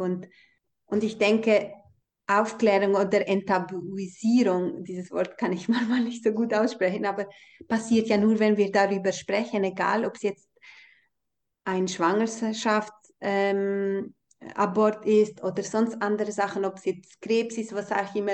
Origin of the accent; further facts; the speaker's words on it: Kosovo; moved away; ich bin ja in Kosovo aufgewachsen oder in dieser albanischen Kultur